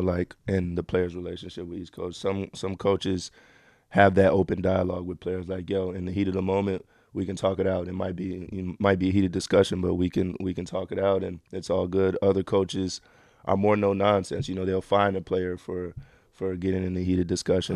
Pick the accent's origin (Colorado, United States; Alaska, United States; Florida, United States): Florida, United States; Miami; moved away; also born or lived in Israel / Argentina; I'm from Miami